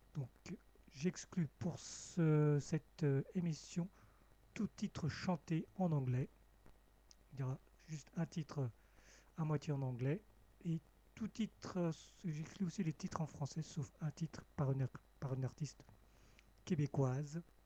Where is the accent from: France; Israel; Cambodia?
Cambodia; moved away; mon pays natal, le Cambodge